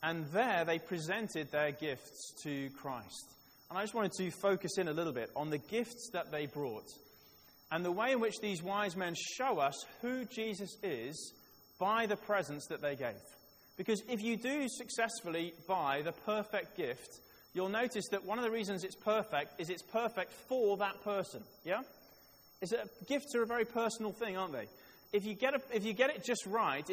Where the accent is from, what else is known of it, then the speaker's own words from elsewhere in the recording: Wales, United Kingdom; I was born in Wales